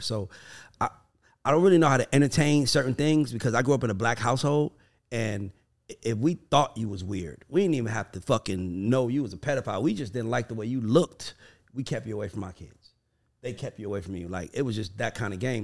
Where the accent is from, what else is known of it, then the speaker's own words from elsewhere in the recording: the South, United States; I'm from the South